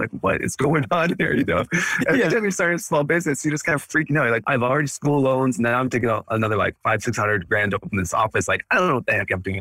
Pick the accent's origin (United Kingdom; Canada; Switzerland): Canada; moved away as an adult; also born or lived in Edmonton, Alberta / Los Angeles; now in United States; I grew up in Canada, so I'm Canadian born and raised.